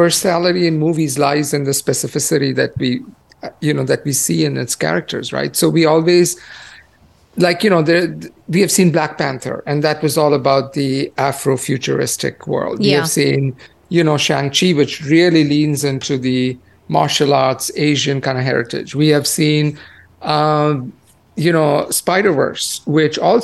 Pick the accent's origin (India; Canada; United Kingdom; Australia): India; moved away; growing up in India